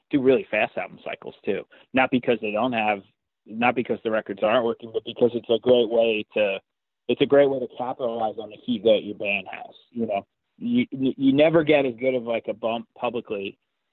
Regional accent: New Jersey, United States; It's just New Jersey, man. I curse a lot

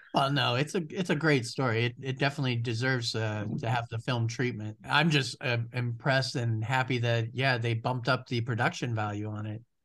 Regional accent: Ohio, United States; you do live in Ohio, which is my home state

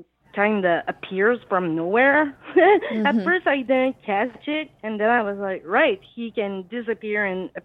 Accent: Quebec, Canada; from Quebec, Canada.

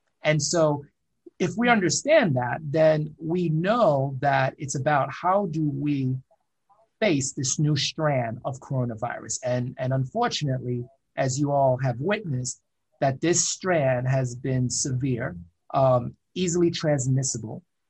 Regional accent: New York City, New York, United States; also born or lived in Fort Lauderdale / Miami; I was born in Brooklyn, New York

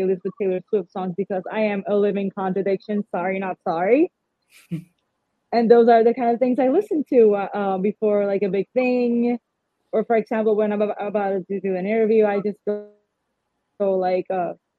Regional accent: San Juan, Puerto Rico; I am from San Juan, born and raised.

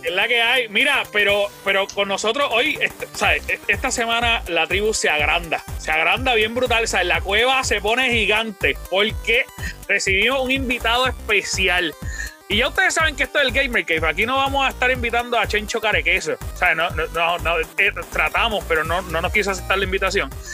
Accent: Puerto Rico; Yo soy puertorriqueño, estoy orgulloso de ser puertorriqueño.

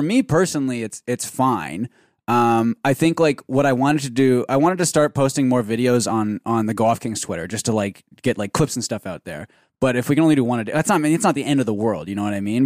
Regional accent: Canada

